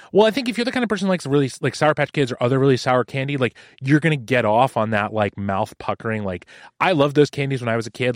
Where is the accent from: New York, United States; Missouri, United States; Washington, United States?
Washington, United States; Seattle; growing up in Seattle